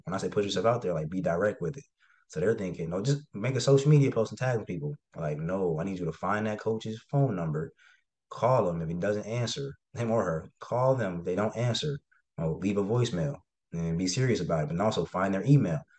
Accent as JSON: {"language": "English", "town": "Cincinnati", "region": "Ohio", "country": "United States", "said": "just wanted to get out of Ohio. I'm from Cincinnati"}